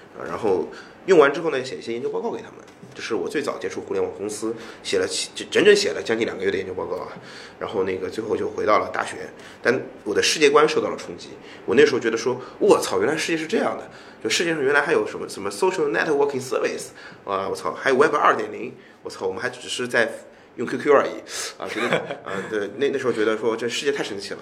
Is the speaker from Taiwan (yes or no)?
no; China; 我作为一个中国人